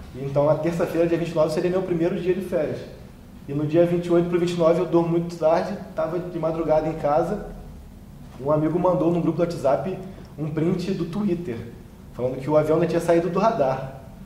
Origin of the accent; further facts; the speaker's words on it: Campos dos Goytacazes, Rio de Janeiro, Brazil; moved away as an adult; minha origem sempre foi lá de Goitacazes